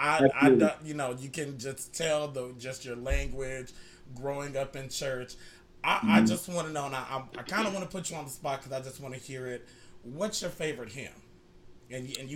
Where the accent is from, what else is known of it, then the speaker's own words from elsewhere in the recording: Canada; I'm Canadian also.